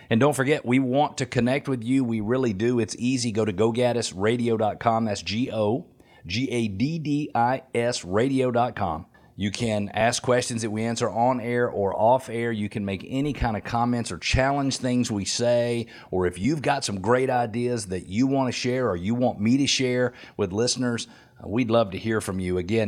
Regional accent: Atlanta, Georgia, United States; When I grew up right here in Metro Atlanta, born June 16th in 1968, right here in Metro Atlanta

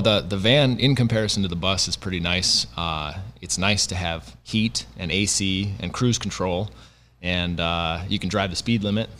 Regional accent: South Dakota, United States; moved away as an adult; now in North Dakota, United States; I grew up in the Dakotas, um, so grew up in South Dakota, uh, went to school in North Dakota, and now live in North Dakota

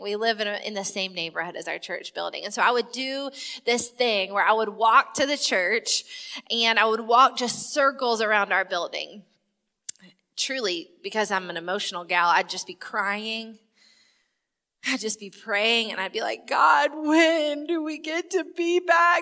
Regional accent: South Carolina, United States; I'm from South Carolina

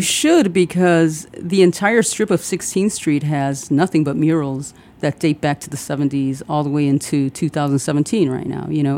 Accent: Chicago, Illinois, United States; born or raised there; also born or lived in Puerto Rico / Pilsen, Chicago / Humboldt Park, Chicago / Little Village, Chicago

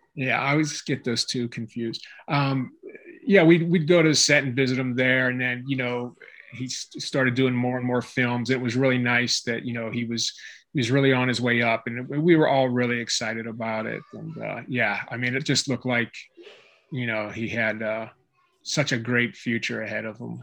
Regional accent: Pittsburgh, Pennsylvania, United States; moved away as an adult; now in California, United States; I'm from Pittsburgh, Pennsylvania, and uh, I moved to California to study martial arts under Dan Inosanto

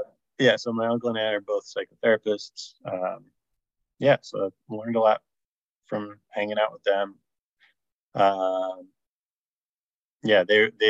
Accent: South Orange, New Jersey, United States; I'm from South Orange, New Jersey

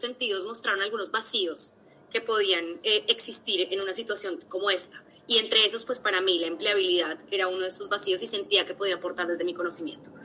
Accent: Bogotá, Colombia; also born or lived in London; bogotana, he estado trabajando en recursos humanos los últimos siete años eh, de mi vida laboral. Estudié tanto el colegio como la universidad

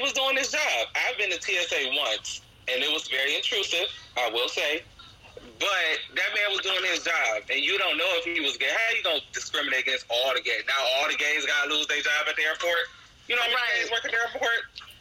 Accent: Cleveland, Ohio, United States; I'm from Cleveland

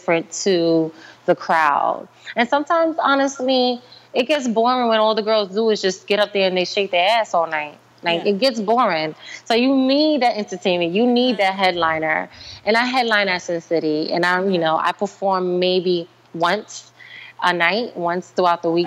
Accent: New York, United States; I'm a New Yorker

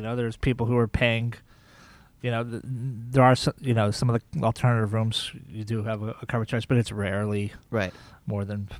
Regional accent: Key West, Florida, United States; And then we settled in Key West, Florida, and I went to high school there, and I consider that basically my hometown.

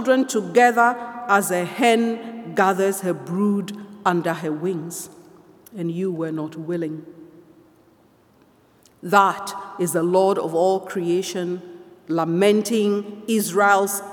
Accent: Ghana; now in Toronto, Canada; I come from Ghana

